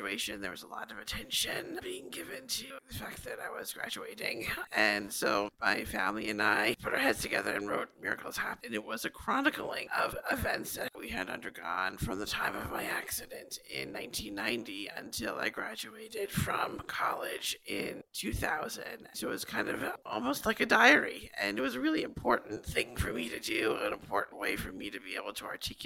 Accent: Long Island, New York, United States; I grew up here on Long Island.

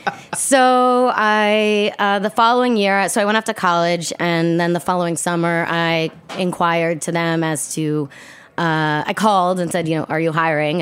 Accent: New York City, New York, United States; I, uh, was born and raised in New York City, grew up on the Upper West Side

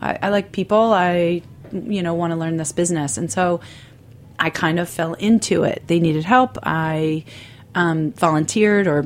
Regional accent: Baltimore, Maryland, United States; moved away as an adult; now in New York City, United States; I was born in Baltimore

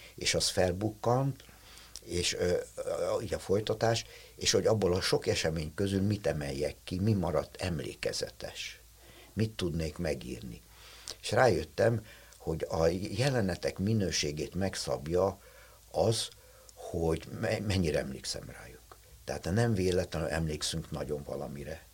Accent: Budapest, Hungary; én egy telekitéri szobakonyhában nevelkedtem, voltam kisgyerek

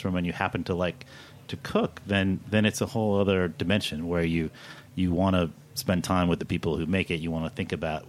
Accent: Kentucky, United States; moved away; I'm from Kentucky

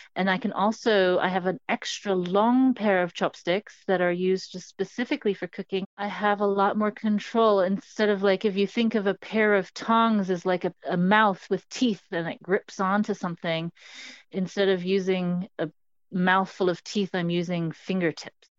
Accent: Hong Kong; I grew up in Hong Kong, which is a city on the southeastern coast of China.

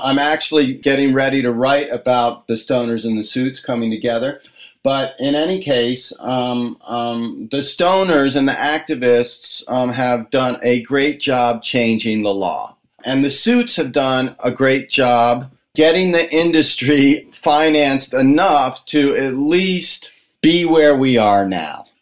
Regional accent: Washington, District of Columbia, United States; when I was growing up in the Washington, D.C. area

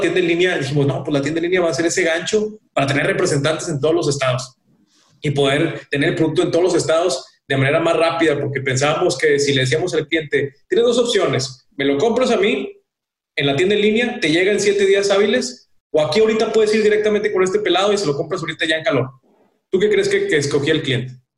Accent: Mexico; Somos de México

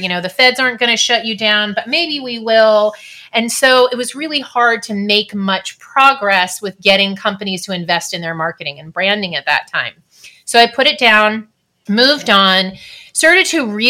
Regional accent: California, United States; I was also born and raised in California.

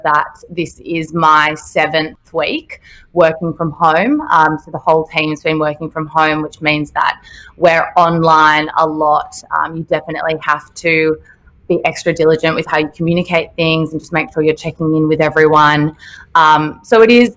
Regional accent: Sydney, New South Wales, Australia; moved away as an adult; now in Melbourne, Australia; I'm from Sydney, so I moved to Melbourne in November

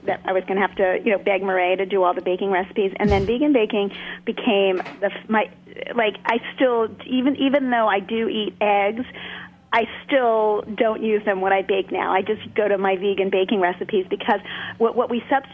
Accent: New York City, New York, United States; I grew up in Brooklyn. I was born in Brooklyn, and I grew up on TV dinners

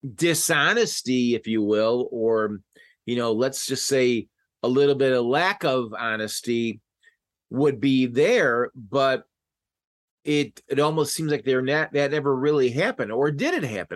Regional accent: Chicago, Illinois, United States; I'm from Chicago

